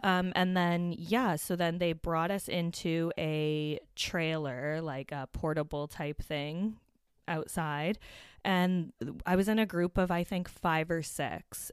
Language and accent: English; Hamilton, Ontario, Canada; Hamilton, which is my hometown